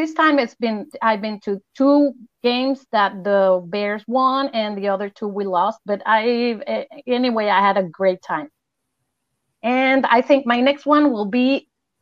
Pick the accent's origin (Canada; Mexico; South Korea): Mexico; Mexico City; now in Acapulco, Mexico; I live in Acapulco, Mexico, but I'm originally from Mexico City.